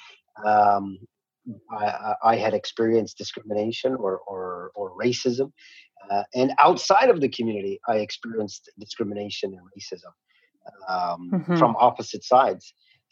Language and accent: English; Kahnawake, Quebec, Canada; I'm from the Ganyakkeha community of Ganawage, which is located just south of Montreal